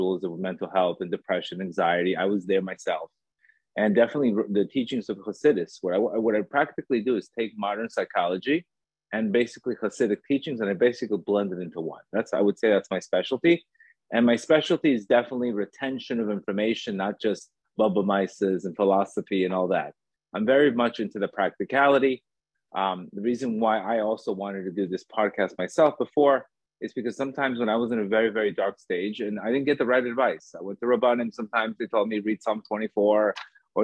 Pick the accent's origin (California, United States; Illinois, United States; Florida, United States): Florida, United States; Miami Beach; also born or lived in Colombia; I was born in Colombia. I grew up in Miami Beach